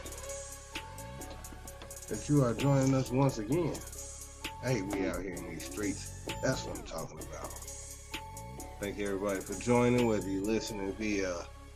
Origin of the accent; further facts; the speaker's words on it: Chicago, Illinois, United States; I'm from Chicago